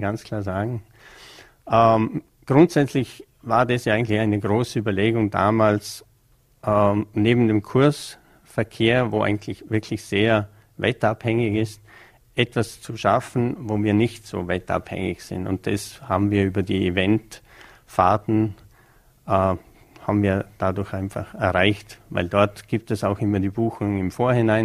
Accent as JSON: {"language": "German", "town": "Bregenz", "region": "Vorarlberg", "country": "Austria", "tie": "born or raised there", "said": "als gebürtiger Prägenzer"}